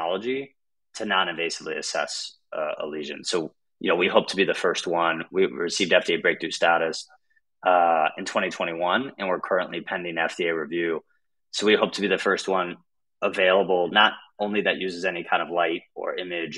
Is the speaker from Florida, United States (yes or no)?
yes; Gainesville, Florida, United States; moved away as an adult; also born or lived in Brown University, Rhode Island; I grew up in North Central Florida in a small college town called Gainesville.